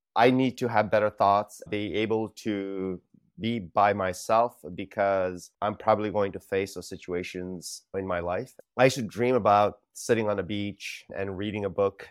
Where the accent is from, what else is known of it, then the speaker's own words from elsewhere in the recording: California, United States; moved away as an adult; also born or lived in India / Los Angeles, California; now in Singapore; grew up most of my life in California